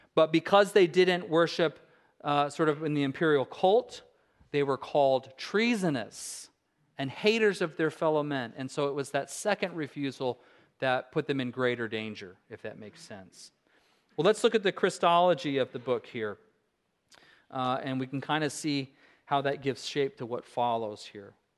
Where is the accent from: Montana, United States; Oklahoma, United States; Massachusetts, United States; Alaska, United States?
Alaska, United States; I said I was from Alaska